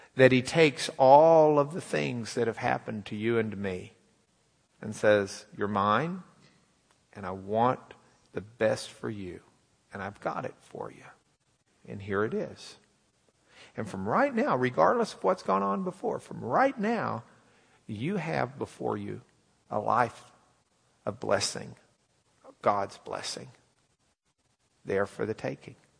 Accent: Lubbock, Texas, United States; moved away; We're from Lubbock

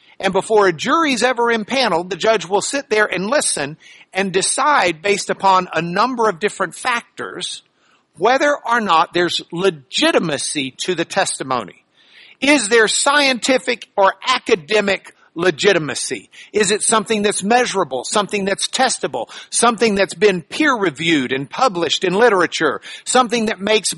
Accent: Lubbock, Texas, United States; I'm from Lubbock

